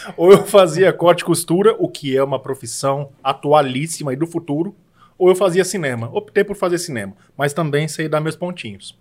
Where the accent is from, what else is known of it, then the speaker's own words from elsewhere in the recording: Marília, São Paulo, Brazil; moved away as an adult; now in São José do Rio Preto, Brazil; Marília, que é a minha cidade natal